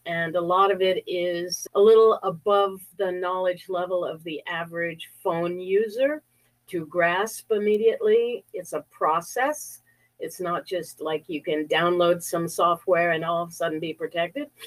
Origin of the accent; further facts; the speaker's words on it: Connecticut, United States; I grew up in Connecticut, a very small, wealthy town in Connecticut